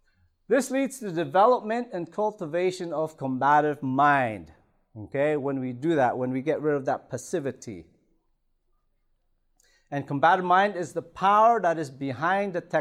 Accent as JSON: {"language": "English", "town": "Toronto", "region": "Ontario", "country": "Canada", "tie": "born or raised there", "also_born_or_lived": "Philippines", "said": "I was born in the Philippines, grew up in Toronto"}